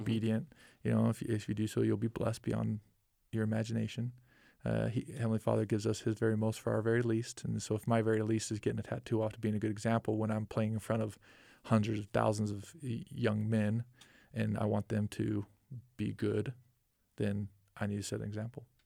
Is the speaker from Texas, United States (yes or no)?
no; Orem, Utah, United States; we grew up in Orem, and I attended Mountain View High School